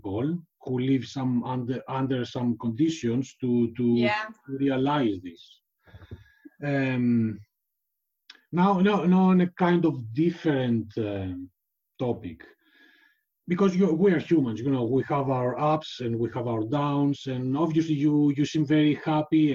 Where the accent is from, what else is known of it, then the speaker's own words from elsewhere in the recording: Greece; now in Denmark; I grew up in Greece